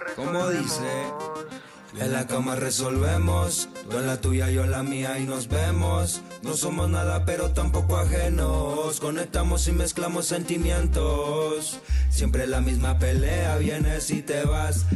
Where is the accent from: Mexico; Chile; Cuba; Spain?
Mexico; Valle de Chalco, State of Mexico; Valle de Chalco, es en el oriente del Estado de México